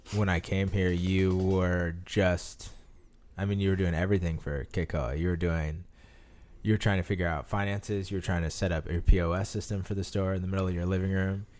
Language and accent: English; Omaha, Nebraska, United States; also born or lived in Hawaii; I uh, reside and am from Omaha, Nebraska.